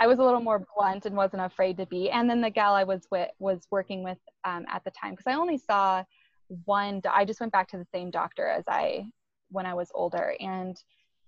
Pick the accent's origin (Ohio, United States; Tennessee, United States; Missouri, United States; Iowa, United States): Iowa, United States; I grew up in Iowa